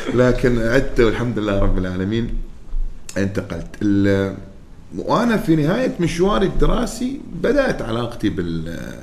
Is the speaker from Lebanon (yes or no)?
no; Oman; انا كعماني